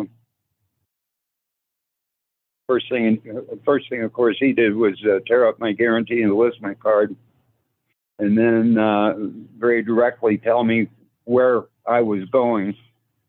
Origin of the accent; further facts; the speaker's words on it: California, United States; born or raised there; also born or lived in Alamogordo, New Mexico